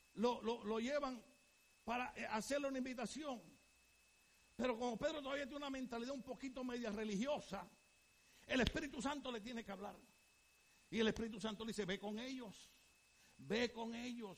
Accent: Puerto Rico; Yo soy puertorriqueño

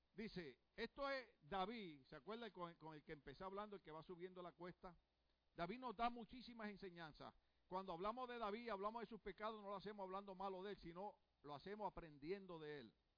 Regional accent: Puerto Rico; soy puertorriqueño

